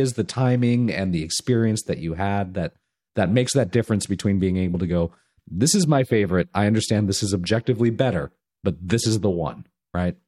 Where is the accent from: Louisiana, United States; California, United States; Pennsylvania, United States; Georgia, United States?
California, United States; Southern; I grew up in Southern California